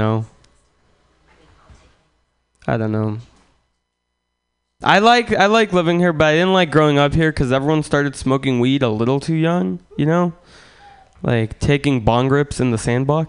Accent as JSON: {"language": "English", "country": "Russia", "moved": "yes", "lives_now": "United States", "said": "I'm from Russia originally"}